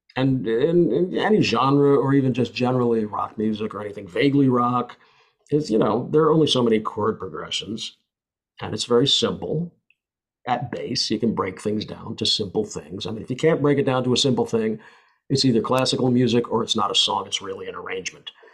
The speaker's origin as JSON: {"language": "English", "country": "United States", "said": "I'm an American"}